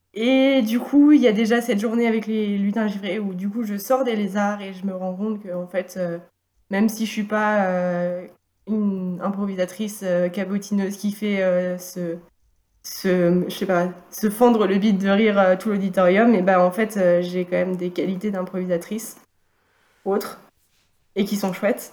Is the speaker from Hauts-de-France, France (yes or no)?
yes; Valenciennes, Hauts-de-France, France; now in Nantes, France; j'ai grandi dans le nord de la France, à Valenciennes